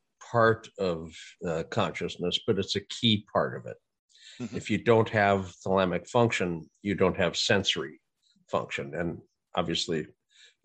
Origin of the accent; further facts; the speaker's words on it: North Dakota, United States; now in California, United States; Or I grew up in North Dakota. They have ditches there.